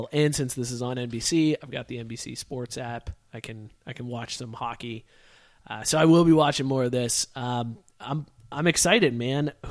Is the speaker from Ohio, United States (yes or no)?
yes; Youngstown, Ohio, United States; Well, and I grew up in Youngstown, where a bunch of people are are Penguins fans.